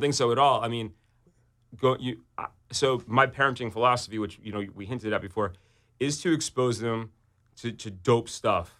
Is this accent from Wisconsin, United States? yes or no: no; New York City, New York, United States; I grew up on the Upper East Side in New York City